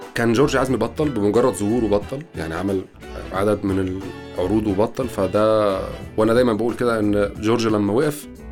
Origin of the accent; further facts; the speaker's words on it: Egypt; ساقية الصاوي عندنا في مصر